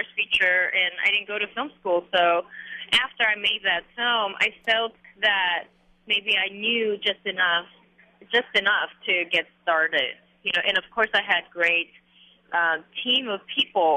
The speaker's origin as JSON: {"language": "English", "country": "South Korea", "tie": "born or raised there", "also_born_or_lived": "New York", "moved": "yes", "said": "these memories that I had of growing up in Korea when I was young"}